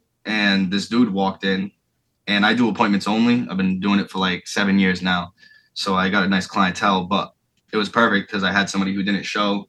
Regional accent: Florida, United States; I've been in some pretty sketchy places growing up in Florida.

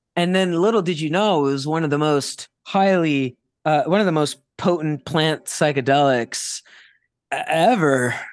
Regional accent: South Florida, United States; growing up in South Florida in the early two thousands

